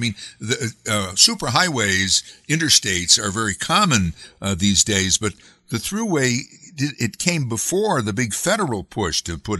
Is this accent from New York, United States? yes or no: yes; Amsterdam, New York, United States; also born or lived in Schenectady area; I grew up in Amsterdam, you know, I live in the Schenectady area now